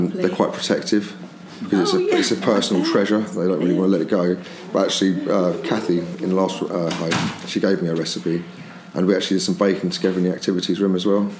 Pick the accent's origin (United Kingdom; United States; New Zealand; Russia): United Kingdom; Aldershot, South East England; I'm actually from Aldershot.